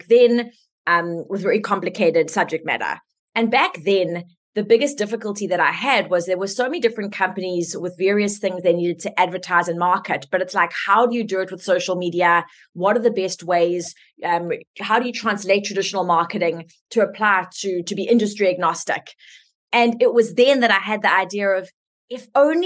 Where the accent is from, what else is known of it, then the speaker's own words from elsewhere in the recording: South Africa; I'm South African, so let's just start with my accent